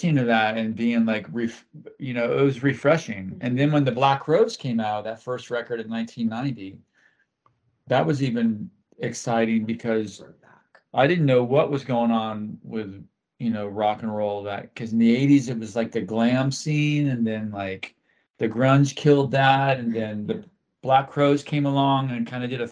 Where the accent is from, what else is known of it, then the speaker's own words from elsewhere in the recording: Florida, United States; I grew up in Florida